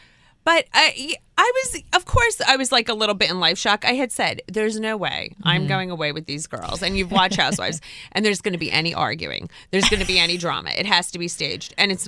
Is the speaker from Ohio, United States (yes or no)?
no; New Jersey, United States; also born or lived in New York / Tenafly, New Jersey / Englewood, New Jersey; I have lived in Jersey. I was born in New Jersey.